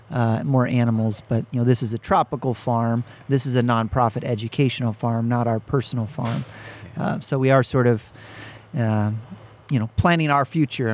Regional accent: Wisconsin, United States; also born or lived in Arizona / Utah / California / Idaho; But I grew up most of my childhood in Wisconsin from about 11 to 28.

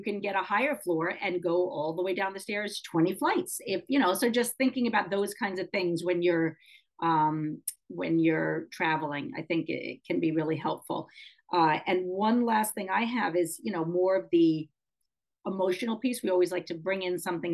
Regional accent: New York City, New York, United States; growing up in New York City in an apartment building that had an elevator.

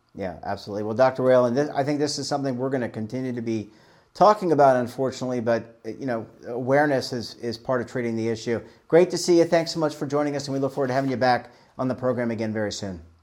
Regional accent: Baltimore, Maryland, United States; moved away; I'm originally from Baltimore

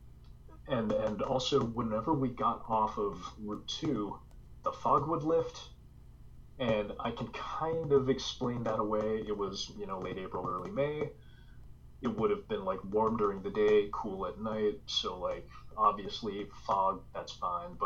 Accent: Wellesley, Massachusetts, United States; I grew up in Wellesley, I went to high school there, graduated there, class of 2000

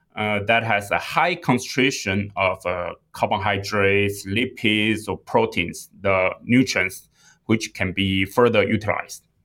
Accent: Taiwan; moved away as an adult; also born or lived in England / Singapore; now in United States; I was born and raised in Taiwan

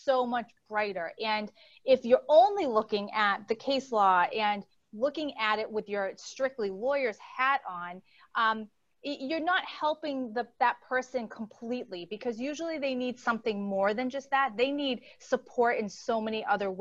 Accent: Boston, Massachusetts, United States; accent: Boston; now in Connecticut, United States; And I am originally from Boston. So you're going to hear an accent squeak in probably every few words.

